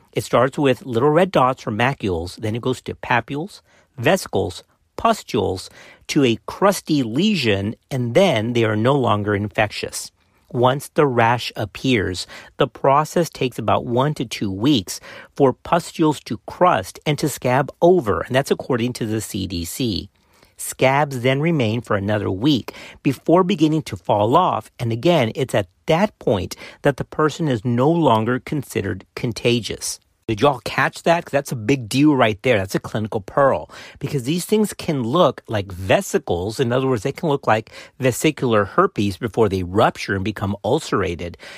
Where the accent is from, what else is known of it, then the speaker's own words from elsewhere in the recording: South Texas, United States; I'm from South Texas